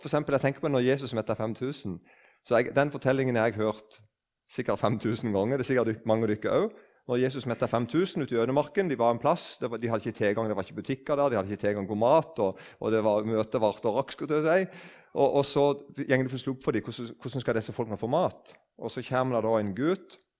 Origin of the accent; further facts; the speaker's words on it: Eiken, Agder, Norway; Jeg husker da jeg var liten, og det var noen nykristne som vitna på bedehuset hjemme i Eiken.